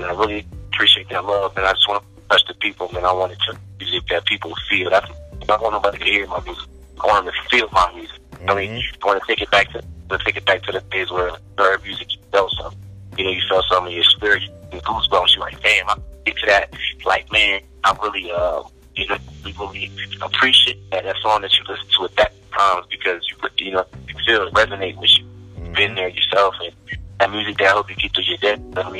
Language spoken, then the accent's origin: English; Philadelphia, Pennsylvania, United States; also born or lived in Denver; Yeah, Philadelphia, PD. For me, crazy thing is, like, I was born in Denver. In a whole family, my mom was in Philly. So I moved a lot.